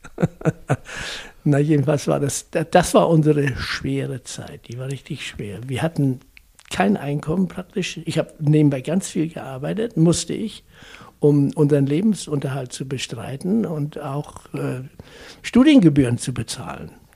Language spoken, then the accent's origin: German; near Lüneburg, Lower Saxony, Germany; moved away as an adult; now in Hesse, Germany; Ich bin also in Dadenburg geboren, in Niedersachsen, und bin in der Nähe von Lüneburg groß geworden